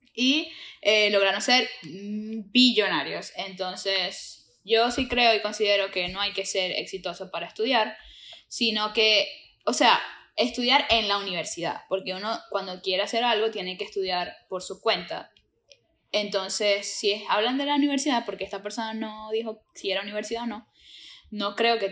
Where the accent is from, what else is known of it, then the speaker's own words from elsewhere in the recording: Maracaibo, Zulia, Venezuela; now in Florida, United States; venimos de la Tierra del Sol amado